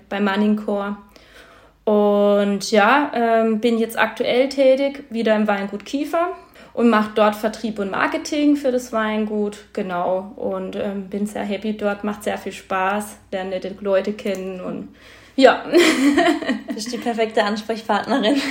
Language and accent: German; Eichstetten am Kaiserstuhl, Baden-Württemberg, Germany; also born or lived in Geisenheim; bin gebürtig aus Eichstätten am Kaiserstuhl und komme halt aus einer Winzerfamilie